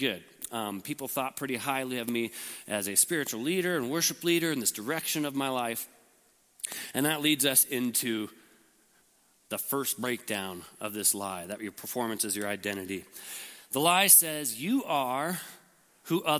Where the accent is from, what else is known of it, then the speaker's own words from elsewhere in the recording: Lincoln, Nebraska, United States; I was born in Lincoln, and had a great family